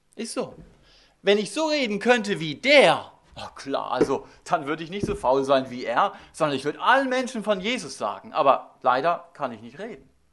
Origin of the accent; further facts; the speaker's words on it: Germany; wir als Deutsche